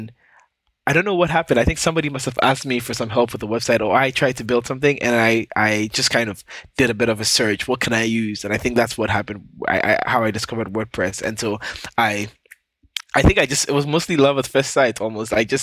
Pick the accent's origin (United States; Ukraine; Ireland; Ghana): Ghana; now in Canada; I live in Canada. I was born and raised in Ghana